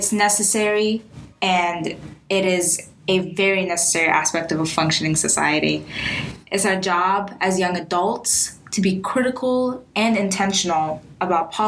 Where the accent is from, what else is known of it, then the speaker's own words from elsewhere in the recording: Libya; now in United States; I'm from Libya